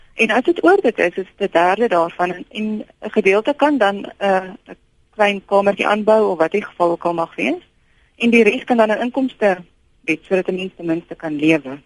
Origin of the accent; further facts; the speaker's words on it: South Africa; ons as Suid-Afrikaners